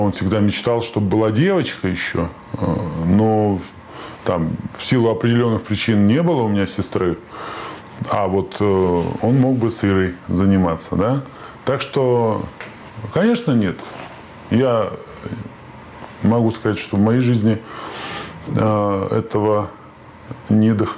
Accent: Saint Petersburg, Russia; Я петербуржец

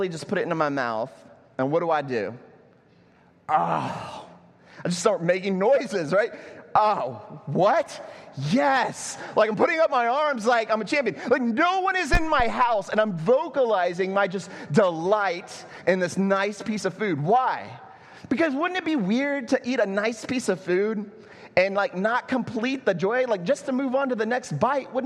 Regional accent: Texas, United States; now in Puerto Rico; I'm from Texas

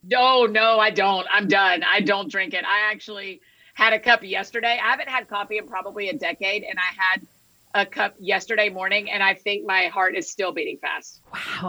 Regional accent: Atlanta, Georgia, United States; moved away as an adult; now in Nashville, United States; I was born and raised in Atlanta

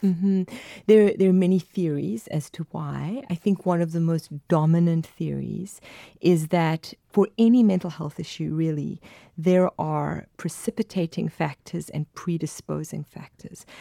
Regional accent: South Africa; accent: South African; I'm from South Africa

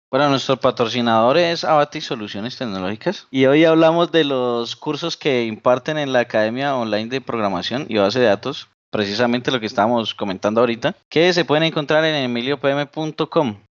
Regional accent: Colombia; por acá en mi país que se llama Las Lajas, en Colombia

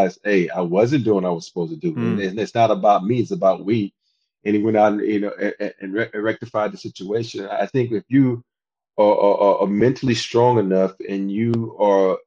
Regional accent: Andalusia, Alabama, United States; moved away as an adult; I grew up in a small town called Andalusia, Alabama

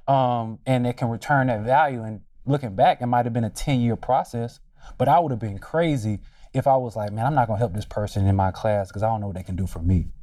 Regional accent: Durham, North Carolina, United States; moved away as an adult; also born or lived in Washington, D.C.; growing up in Durham

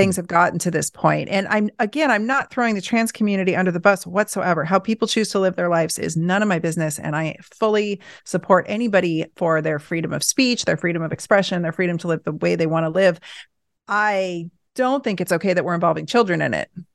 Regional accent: Portland, Oregon, United States; I grew up in Portland

